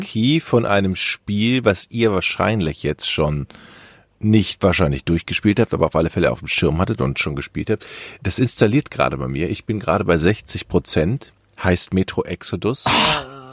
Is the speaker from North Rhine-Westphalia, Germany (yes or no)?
yes; Düsseldorf, North Rhine-Westphalia, Germany; moved away as an adult; now in Hamburg, Germany; Ich als Düsseldorfer